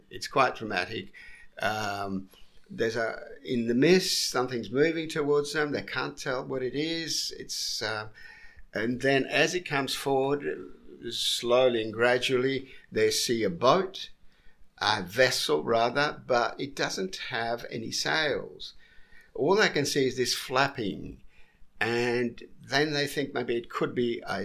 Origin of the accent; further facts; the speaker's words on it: Sicily, Italy; I come from the south. I come from Sicily.